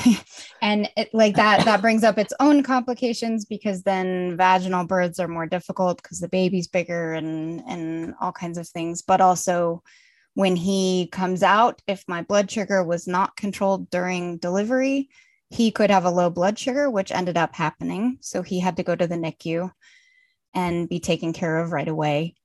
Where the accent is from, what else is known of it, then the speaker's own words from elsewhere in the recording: Colorado, United States; moved away as an adult; now in Munich, Germany; I'm originally from Colorado, but I live in Munich, Germany now